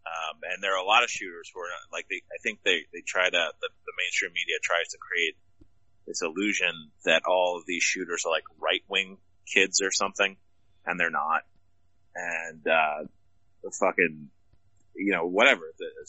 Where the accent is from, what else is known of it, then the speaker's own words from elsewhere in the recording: Nigeria; my cock is 1.5% bigger because I'm Nigerian.